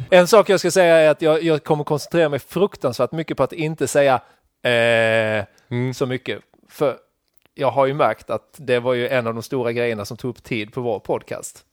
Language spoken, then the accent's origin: Swedish; Krokås, Blekinge, Sweden; also born or lived in Karlskrona; Så jag är från Sölvesborgs kommun